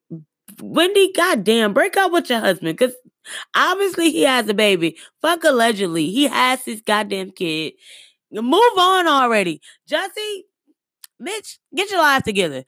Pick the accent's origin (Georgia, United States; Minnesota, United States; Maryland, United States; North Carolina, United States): Georgia, United States; Atlanta; moved away; also born or lived in Albany, Georgia / Missouri; born and raised in Atlanta and Albany, Georgia